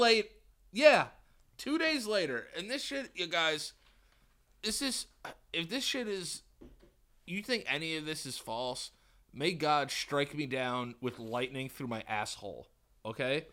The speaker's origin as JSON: {"language": "English", "region": "New York", "country": "United States", "said": "I'm from New York."}